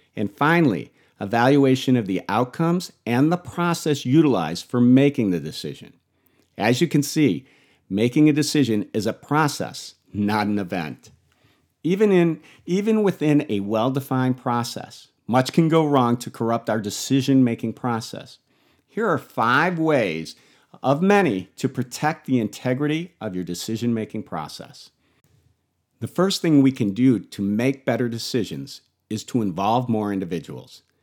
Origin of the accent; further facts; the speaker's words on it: Buffalo, New York, United States; I grew up in Buffalo